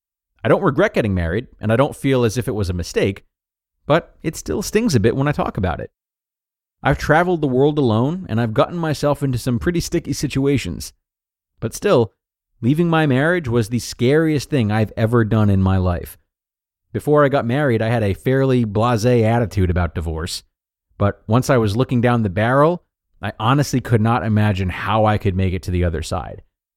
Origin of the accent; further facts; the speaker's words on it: United States; moved away as an adult; now in Australia; I'm American, but I've been living in Australia since my early 20s.